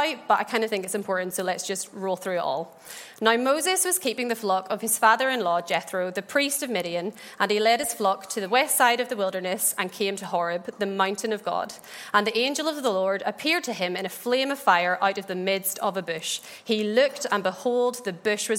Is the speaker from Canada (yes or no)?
no; Ballymena, Northern Ireland, United Kingdom; I grew up in the Bible Belt that is Ballymena